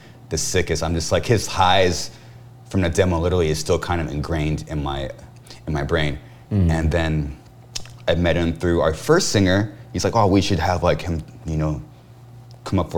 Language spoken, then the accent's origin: English; Corona, California, United States; we're actually from Corona.